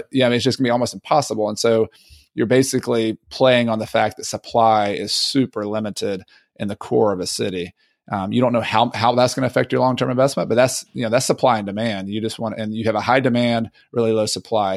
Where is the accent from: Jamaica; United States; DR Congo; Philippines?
United States; Southern US; accent: Southern; my Southern accent